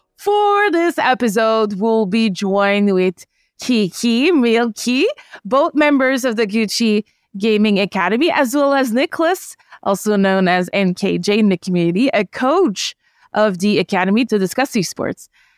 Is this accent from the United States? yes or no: no; Canada; Yeah, I'm from Canada